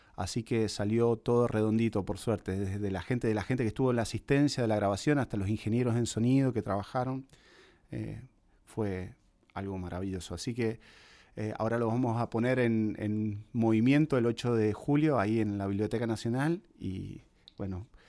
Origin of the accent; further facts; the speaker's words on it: La Consulta, Mendoza, Argentina; now in Buenos Aires, Argentina; cuando me vine acá a Buenos Aires desde la consulta, que es el pueblito de donde soy